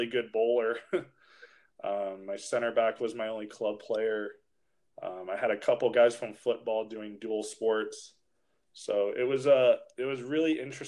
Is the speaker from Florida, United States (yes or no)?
yes; Fort Lauderdale, Florida, United States; moved away; also born or lived in Olivet, Michigan; I'm originally from Fort Lauderdale, Florida, which is still what I call home.